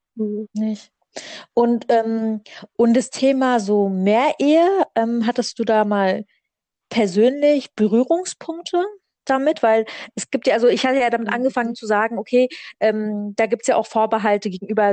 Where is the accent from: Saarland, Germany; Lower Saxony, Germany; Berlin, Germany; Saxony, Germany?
Berlin, Germany; ich komme aus Berlin